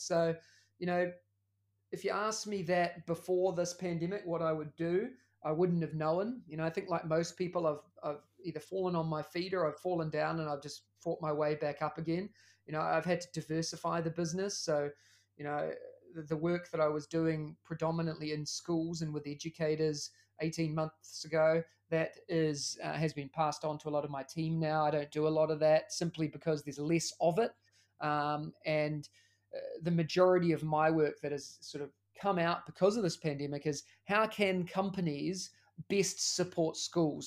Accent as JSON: {"language": "English", "country": "New Zealand", "moved": "as an adult", "lives_now": "Singapore", "said": "As you can tell by the accent, I'm also from New Zealand"}